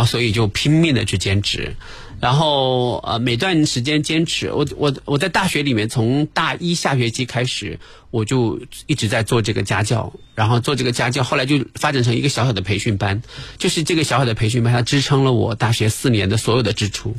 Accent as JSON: {"language": "Chinese", "region": "northern Jiangsu", "country": "China", "said": "我是苏北的"}